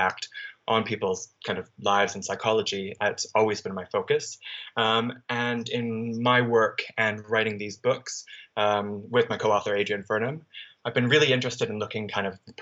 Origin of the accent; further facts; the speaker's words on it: Canada; moved away as an adult; also born or lived in British Columbia, Canada; now in London, United Kingdom; I'm Canadian, so I studied in Canada for my undergraduate degree at the University of British Columbia.